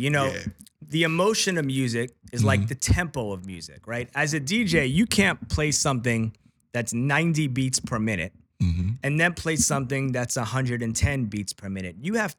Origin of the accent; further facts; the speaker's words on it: New York, United States; I was too young, but I followed it, obviously, right? As a New Yorker.